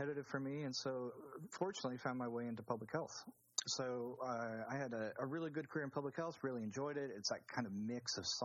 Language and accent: English; Arizona, United States; moved away as an adult; also born or lived in Hawaii / Baltimore, Maryland; now in Australia; I was born in Arizona back in the 70s, just a bit of my age there. I grew up in a desert and a very dry, very hot kind of environment